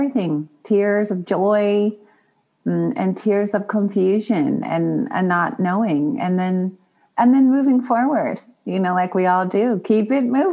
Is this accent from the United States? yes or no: yes; Long Beach, California, United States; I talk a lot about where I was born and difficulties in East Long Beach, Compton area. And, you know, just all the trauma of inner city and poverty